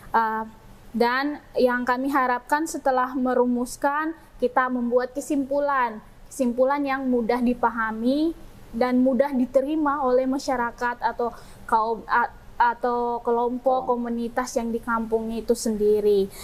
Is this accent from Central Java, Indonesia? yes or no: no; Jayapura, Papua, Indonesia; Asal saya dari Jayapura